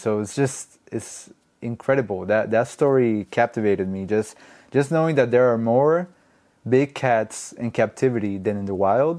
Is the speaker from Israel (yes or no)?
no; Colombia; English is a second language; moved away; I grew up with an accent because I'm not from here originally. I'm from Colombia, so it took me a while to get, even though my English isn't perfect, but it took me a while to get my English going.